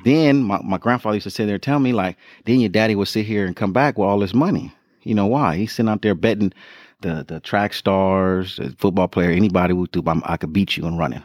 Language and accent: English; Compton, California, United States; I'm really the real born and raised in Compton